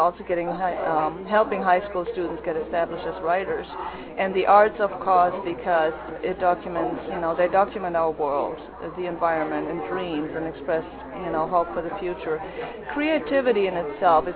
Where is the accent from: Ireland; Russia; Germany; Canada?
Germany; now in United States; as I grew up in Germany